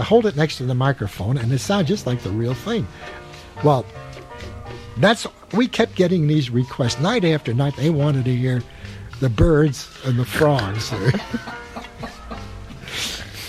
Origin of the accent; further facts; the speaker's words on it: California, United States; moved away as an adult; also born or lived in New York City / Chicago; now in Hawaii, United States; migrated to California in 1928. So I spent most of my formative years in California.